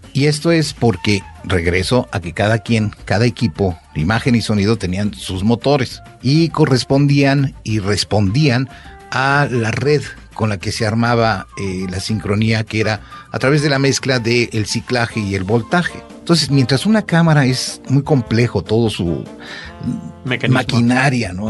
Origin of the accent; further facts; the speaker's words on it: Mexico; somos mexicanos